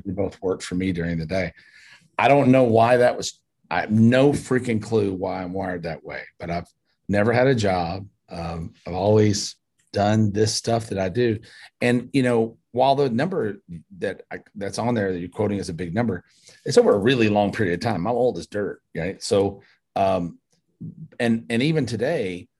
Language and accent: English; Paducah, Kentucky, United States; I was born in Paducah, Kentucky, a little bitty town in Western Kentucky